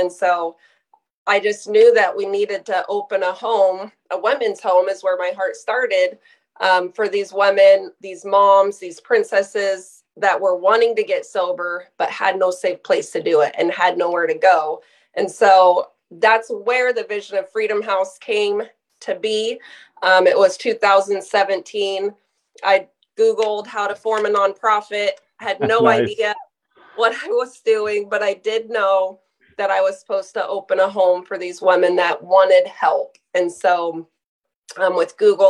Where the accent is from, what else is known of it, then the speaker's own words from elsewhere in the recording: Sterling, Alaska, United States; also born or lived in Soldotna, Alaska; I was born here locally in Soldotna, Alaska, raised, went to high school here, grew up in Sterling